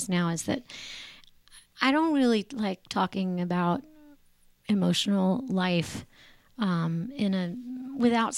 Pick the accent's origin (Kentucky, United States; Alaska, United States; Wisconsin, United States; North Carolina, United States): North Carolina, United States; Raleigh; born or raised there; moved away as an adult; also born or lived in New York City